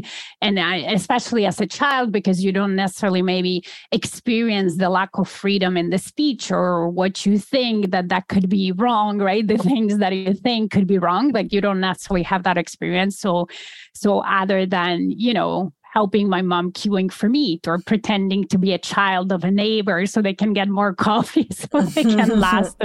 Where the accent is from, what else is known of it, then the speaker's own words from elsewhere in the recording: Poland; moved away; So I'm originally from Poland. I was born and raised in Poland, and that was still in the communist regime